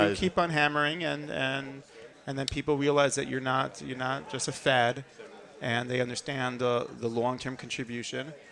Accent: Jerusalem, Jerusalem District, Israel; And it's it's interesting because I come from Yerushalayim and I'm speaking mostly to my staff in English

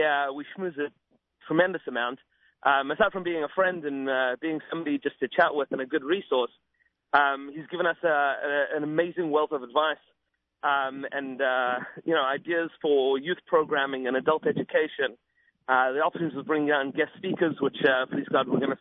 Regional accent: Johannesburg, Gauteng, South Africa; now in Boca Raton, United States; I'm originally from Johannesburg, South Africa

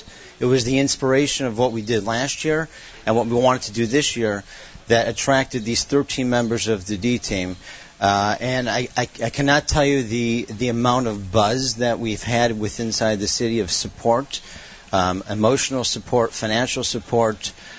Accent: Detroit, Michigan, United States; I was born in Detroit, and wow. I married someone from Detroit, and I continue to live there.

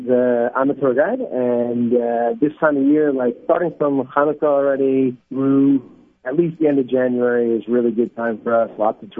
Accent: Livingston, New Jersey, United States; moved away as an adult; also born or lived in New York / Los Angeles; now in Israel; So I grew up in New Jersey, Livingston, and I lived in New York for many, many good years. But I also then moved to LA for 5 years, and I made Aliyah from Los Angeles.

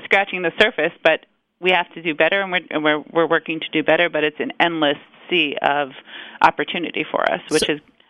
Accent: New York, United States; also born or lived in West Coast, United States

